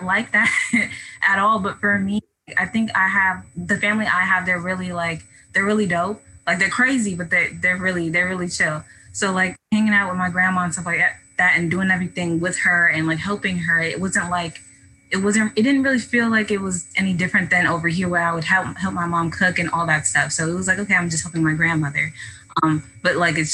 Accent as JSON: {"language": "English", "region": "Akwa Ibom", "country": "Nigeria", "also_born_or_lived": "Eket", "moved": "yes", "lives_now": "United States", "said": "We're from Akwaibom"}